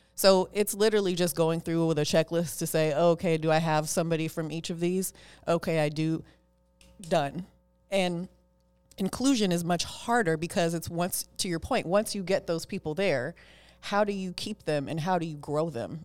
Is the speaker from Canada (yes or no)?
no; Oakland, California, United States; I am a girl from East Oakland, California. I was born and raised in Oakland. I still live in Oakland